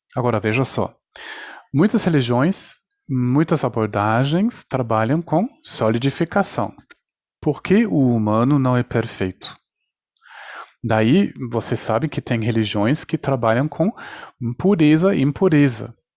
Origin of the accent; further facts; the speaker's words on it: Germany; now in Brazil; a minha concepção apareceu, aconteceu na Espanha, nasci na Alemanha, agora estou no Brasil